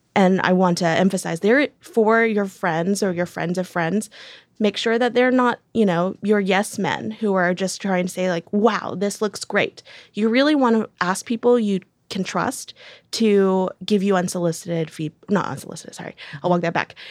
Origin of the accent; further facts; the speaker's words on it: Decatur, Alabama, United States; I was born in Decatur, Georgia, and then my fun fact is that I moved to Decatur, Alabama